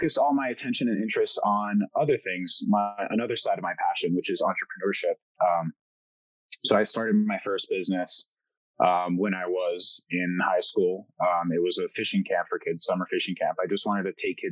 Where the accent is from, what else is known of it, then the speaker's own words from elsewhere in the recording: Miami, Florida, United States; first language French; English is a second language; also born or lived in Paris, France; moved to Miami when I was 2 months old, was raised in a French household. French was my first language. Then I learned Spanish second growing up in Miami.